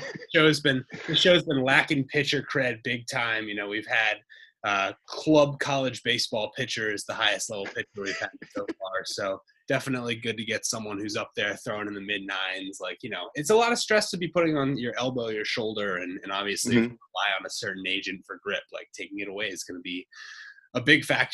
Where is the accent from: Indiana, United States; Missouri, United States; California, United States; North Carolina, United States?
California, United States; Bay Area; Growing up in the Bay Area